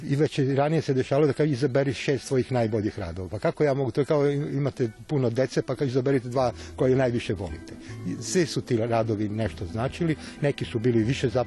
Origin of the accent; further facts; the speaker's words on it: Sombor, Vojvodina, Serbia; moved away as an adult; now in Kragujevac, Serbia; ja nisam somborac, ja sam rođen u Somboru i sam otišao iz Sombora, moja lična karta već 40 i kusur godina nije iz Sombora